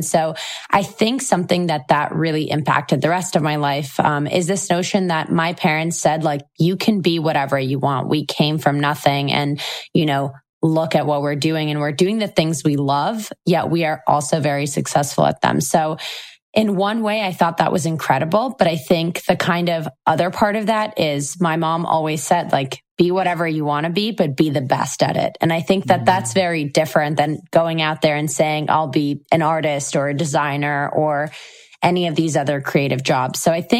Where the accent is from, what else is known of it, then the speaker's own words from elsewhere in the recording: Israel; also born or lived in Moscow, Russia; I was born and raised in Israel, but I also spent 8 years of my life in Moscow, which is where my parents are originally from.